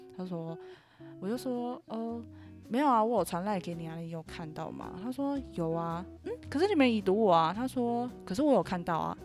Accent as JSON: {"language": "Chinese", "town": "Lukang", "region": "Changhua County", "country": "Taiwan", "tie": "born or raised there", "said": "我老家在鹿港"}